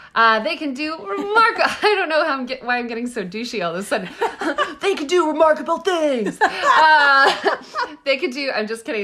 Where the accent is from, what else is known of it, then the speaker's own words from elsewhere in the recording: Texas, United States; I'm from Texas